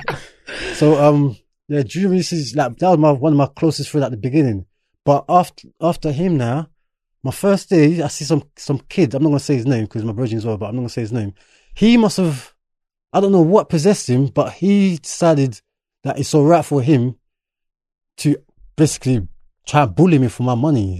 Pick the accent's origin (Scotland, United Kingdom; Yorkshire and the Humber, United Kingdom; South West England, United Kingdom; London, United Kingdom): London, United Kingdom; English is a second language; also born or lived in Enfield / Birmingham; I'm originally from Bermondsey, which is more predominantly white